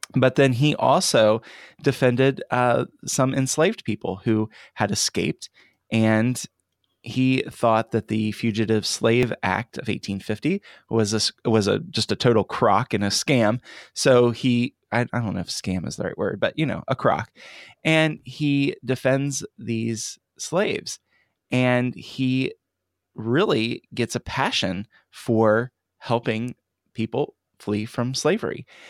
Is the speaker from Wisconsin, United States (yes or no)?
no; Cincinnati, Ohio, United States; here I am from the Cincinnati area